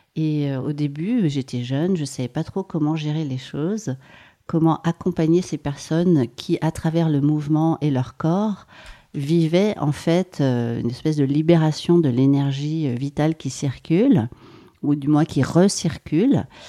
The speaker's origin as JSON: {"language": "French", "area": "Maurienne", "region": "Auvergne-Rhône-Alpes", "country": "France", "tie": "born or raised there", "said": "J'ai grandi en Maurienne et je suis née dans les Hautes-Alpes."}